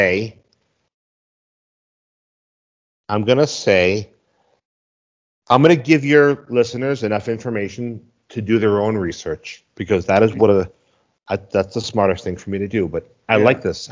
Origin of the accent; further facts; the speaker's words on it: Boston, Massachusetts, United States; moved away as an adult; now in Mexico; I am from Boston, Massachusetts.